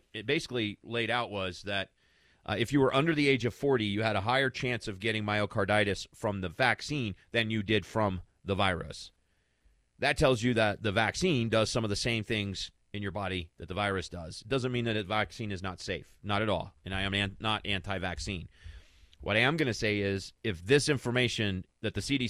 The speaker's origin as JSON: {"language": "English", "region": "Kentucky", "country": "United States", "tie": "born or raised there", "moved": "yes", "lives_now": "Denver, United States"}